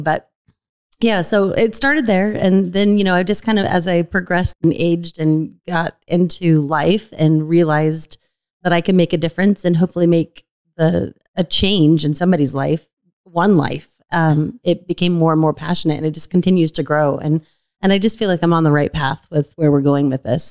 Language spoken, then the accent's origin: English; Sun Valley, United States; I grew up in Sun Valley